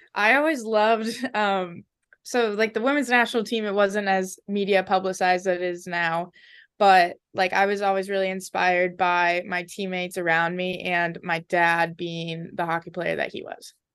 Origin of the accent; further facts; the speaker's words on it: Edina, Minnesota, United States; moved away as an adult; now in Princeton, United States; I'm very proud to be from there